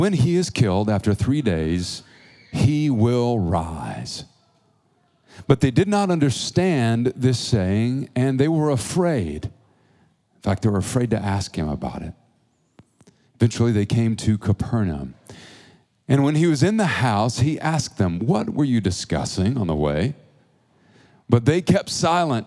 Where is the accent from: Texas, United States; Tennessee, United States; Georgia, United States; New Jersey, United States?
Georgia, United States; also born or lived in Oklahoma; now in Tulsa, United States; I'm from Georgia, from the South, and currently in Oklahoma.